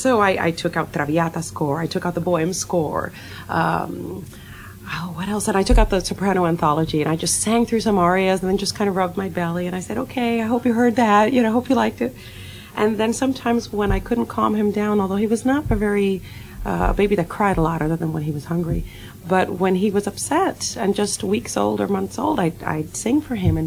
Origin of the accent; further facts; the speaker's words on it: Puerto Rico; moved away; I was born in Puerto Rico